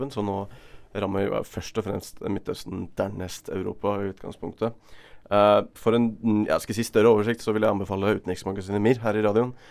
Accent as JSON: {"language": "Norwegian", "town": "Bergen", "region": "Vestland", "country": "Norway", "said": "Som bergenser et godt rævhold."}